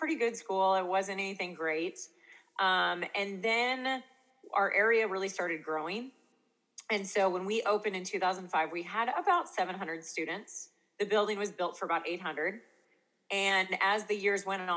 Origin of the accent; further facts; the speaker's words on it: Eastern Washington, United States; I'm from Eastern Washington. We're kind of near like the Oregon border, kind of down. We're in wine country